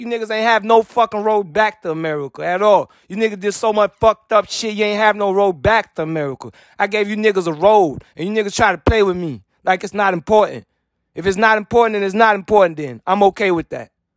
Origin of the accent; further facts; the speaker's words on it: United States; I'm American.